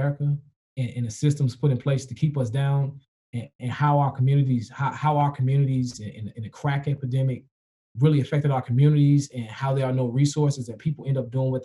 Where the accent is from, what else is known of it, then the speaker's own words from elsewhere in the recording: Chicago, Illinois, United States; I grew up in Logan Square